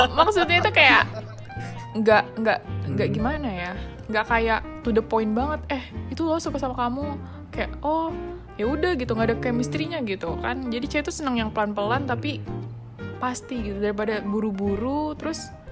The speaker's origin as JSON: {"language": "Indonesian", "town": "Balikpapan", "region": "East Kalimantan", "country": "Indonesia", "said": "aku di Balikpapan aja"}